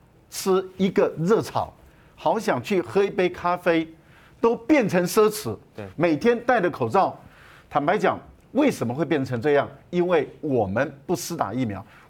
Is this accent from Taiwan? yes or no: yes; Taiwan; 第二个呢，你也没有理由用我们台湾人的生命。